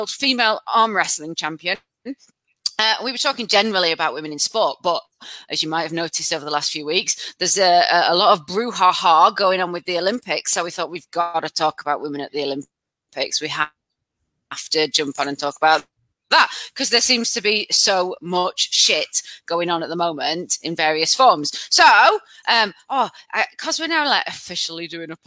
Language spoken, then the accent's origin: English; Lancashire, North West England, United Kingdom; we're from Lancashire